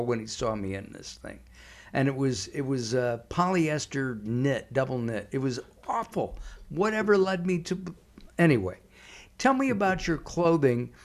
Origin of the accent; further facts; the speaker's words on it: Los Angeles, California, United States; I grew up in Canoga Park, right next to it